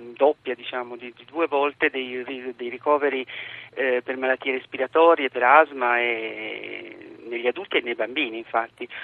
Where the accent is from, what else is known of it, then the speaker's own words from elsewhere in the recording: Taranto, Apulia, Italy; moved away as an adult; sono nata a Taranto lì ho vissuto fino ai vent'anni